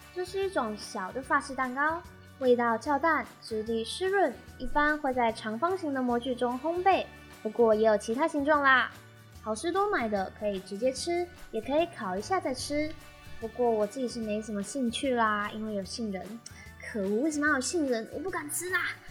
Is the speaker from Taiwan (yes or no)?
yes; Taiwan; 我就是土生土长的台湾人，也没有在美食卖场打工或是美国生活的经验